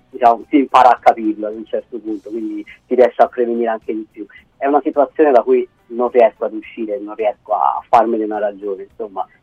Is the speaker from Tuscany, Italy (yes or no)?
yes; Tuscany, Italy; moved away as an adult; now in Rome, Italy; quando sono dai miei in Toscana, perché vengo dalla Toscana